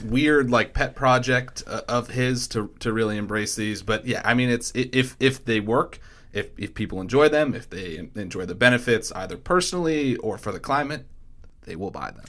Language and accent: English; Massachusetts, United States; moved away; Dylan Fernandez, who's actually the state rep in Massachusetts who covers my hometown